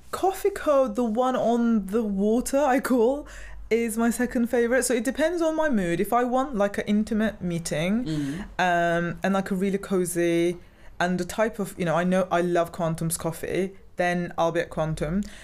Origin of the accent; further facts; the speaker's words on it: Turkey; now in Cardiff, United Kingdom; I'm originally from Turkey